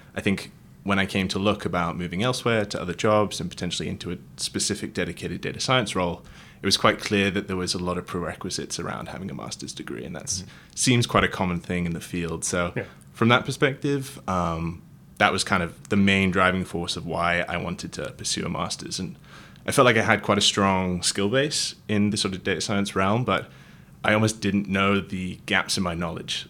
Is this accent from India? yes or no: no; Wales, United Kingdom; moved away as an adult; also born or lived in Manchester, United Kingdom / London, United Kingdom; now in San Francisco Bay Area, United States; I'm from originally from the UK. Um, grew up in Wales.